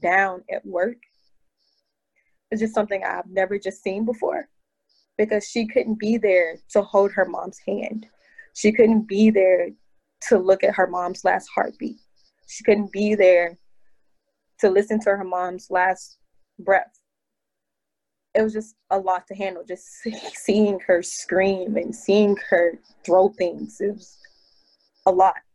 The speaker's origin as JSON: {"language": "English", "town": "Nashville", "region": "Tennessee", "country": "United States", "also_born_or_lived": "Houston, Texas", "moved": "yes", "lives_now": "New York, United States", "said": "I'm originally from Nashville, Tennessee"}